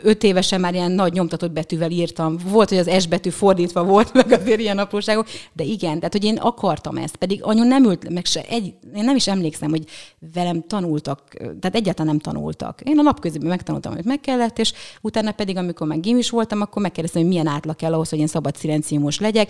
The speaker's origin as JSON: {"language": "Hungarian", "town": "Püspökladány", "region": "Hajdú-Bihar", "country": "Hungary", "tie": "born or raised there", "also_born_or_lived": "Budapest", "moved": "yes", "said": "püspöklerány vagyok, ö, ott születtem, akkor még falu volt, most már egy kisváros"}